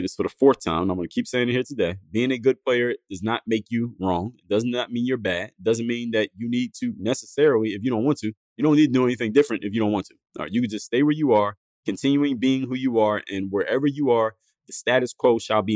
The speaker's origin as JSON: {"language": "English", "town": "Philadelphia", "region": "Pennsylvania", "country": "United States", "tie": "born or raised there", "said": "My hometown, Philadelphia"}